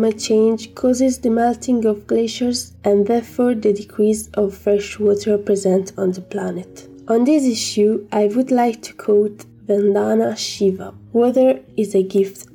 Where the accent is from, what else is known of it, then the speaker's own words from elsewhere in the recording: Pistoia, Tuscany, Italy; I'm from Pistoia in Italy